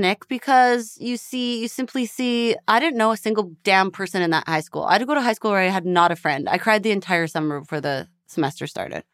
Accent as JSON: {"language": "English", "town": "Edmonton", "region": "Alberta", "country": "Canada", "also_born_or_lived": "Toronto", "moved": "as an adult", "lives_now": "Los Angeles, United States", "said": "I'm from Edmonton, Alberta"}